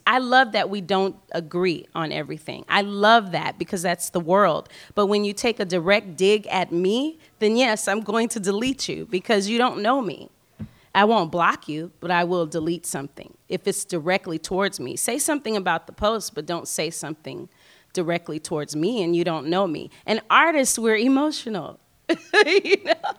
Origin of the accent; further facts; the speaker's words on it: New Orleans, Louisiana, United States; I'm from New Orleans